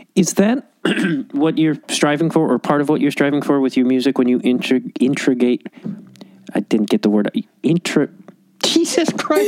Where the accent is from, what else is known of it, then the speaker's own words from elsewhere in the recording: Chicago, Illinois, United States; moved away as an adult; also born or lived in Los Angeles; I grew up in Chicago.